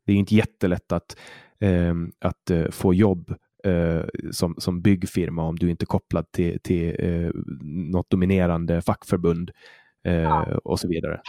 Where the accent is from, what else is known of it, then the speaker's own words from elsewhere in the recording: Åland Islands; jag är född och uppvuxen på Åland